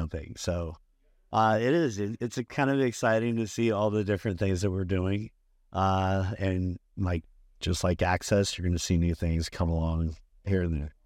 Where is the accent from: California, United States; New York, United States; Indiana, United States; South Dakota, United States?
California, United States; Bakersfield; moved away as an adult; also born or lived in Arizona; I was, uh, originally r, grew up, born and raised in Bakersfield, California